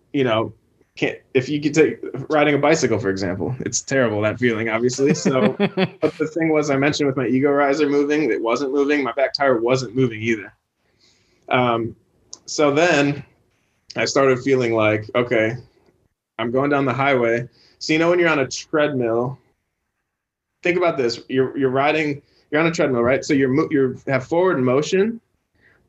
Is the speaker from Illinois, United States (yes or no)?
yes; Chicago, Illinois, United States; we grew up in Chicago, two blocks from each other's houses